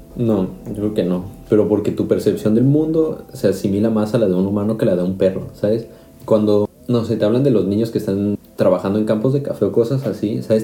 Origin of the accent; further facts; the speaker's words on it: Mexico; moved away as an adult; now in Karlsruhe, Germany; soy mexicano, llevo ya casi 5 años viviendo en Alemania